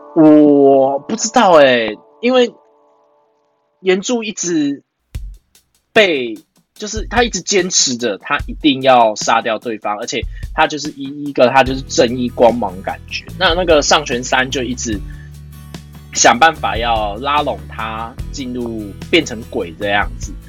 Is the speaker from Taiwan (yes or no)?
yes; Tainan, Taiwan; 我是台南人啊